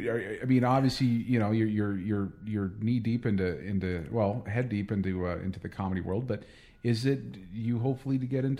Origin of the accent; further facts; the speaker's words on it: United States; I grew up in the States. I'm American